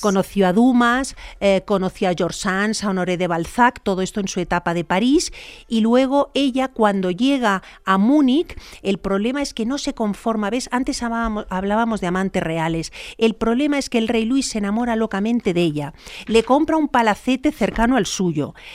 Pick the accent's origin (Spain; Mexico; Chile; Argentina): Spain; reina Leticia en mi país